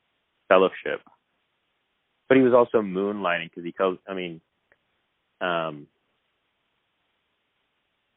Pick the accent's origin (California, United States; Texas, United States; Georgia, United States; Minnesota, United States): Texas, United States; also born or lived in Evanston, Illinois; we came to Texas when I was 5